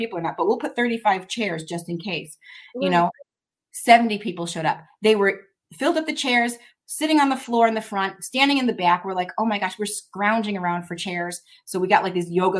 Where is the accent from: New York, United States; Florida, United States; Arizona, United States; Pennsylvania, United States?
Arizona, United States; moved away; I'm from Arizona, and I'm new here